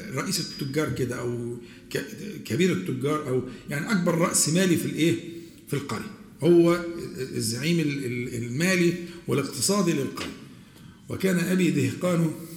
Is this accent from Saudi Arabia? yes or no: no; Egypt; accent: Egyptian colloquial Arabic; عندنا احنا في العامية المصرية